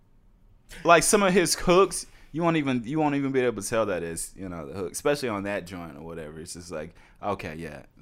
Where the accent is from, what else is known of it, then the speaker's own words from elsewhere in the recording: Nashville, Tennessee, United States; also born or lived in Hendersonville, Tennessee; I grew up in Nashville.